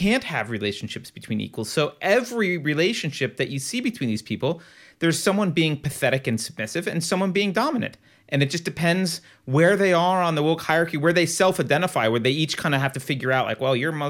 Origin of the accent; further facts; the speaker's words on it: California, United States; I'm a Californian